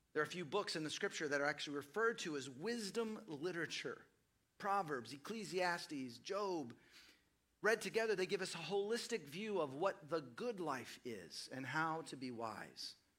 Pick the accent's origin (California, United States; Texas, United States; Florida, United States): Texas, United States; Dallas; moved away as an adult; also born or lived in Seattle / East Los Angeles; now in Austin, United States; I grew up in Dallas, Fort Worth